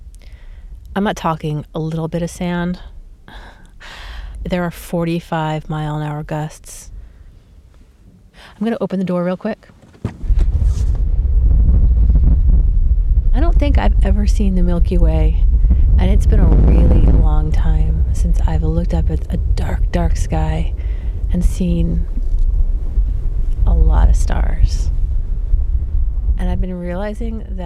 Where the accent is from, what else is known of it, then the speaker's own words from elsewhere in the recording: New York City, New York, United States; now in San Francisco Bay Area, United States; I grew up in New York City